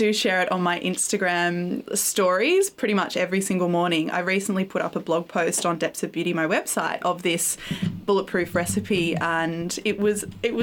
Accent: Gold Coast, Queensland, Australia; also born or lived in Byron Bay, New South Wales; I grew up in Queensland, partly on the Gold Coast and partly in Byron Bay

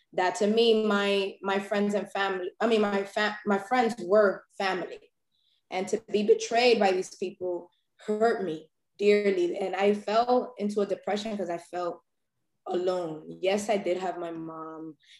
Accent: New York City, New York, United States; also born or lived in Brooklyn; I was born and raised in Harlem

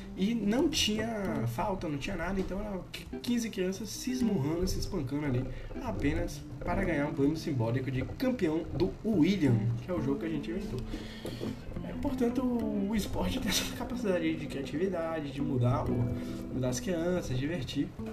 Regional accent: Brazil; da minha infância lá no Mansão do Triunfo

